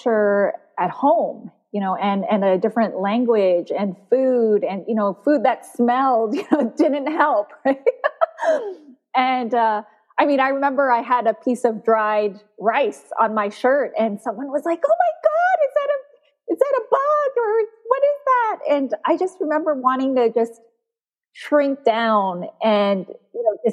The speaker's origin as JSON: {"language": "English", "town": "Burnaby", "region": "British Columbia", "country": "Canada", "tie": "born or raised there", "also_born_or_lived": "South Korea", "said": "I grew up in Vancouver, in a suburb of Vancouver, Burnaby."}